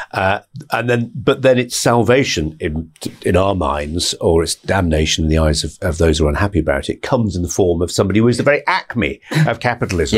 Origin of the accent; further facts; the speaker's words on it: Bradford, Yorkshire and the Humber, United Kingdom; moved away; I come from Bradford originally